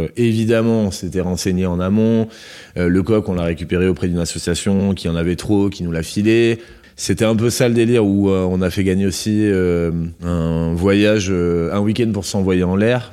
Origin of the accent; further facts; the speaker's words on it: Landes, Nouvelle-Aquitaine, France; now in Bordeaux, France; je suis originaire des Landes, donc j'ai été bercé dans les lotos.